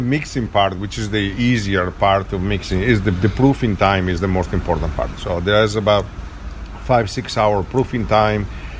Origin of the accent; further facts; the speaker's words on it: Vicenza, Veneto, Italy; moved away; I'm from Vicenza, it's a small town halfway between Verona and Venezia.